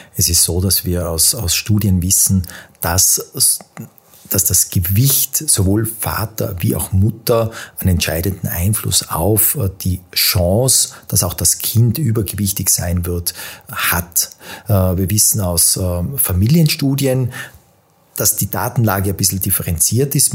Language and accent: German; Tyrol, Austria; now in Vienna, Austria; bin äh, gebürtiger Tiroler, lebe seit vielen Jahren in Wien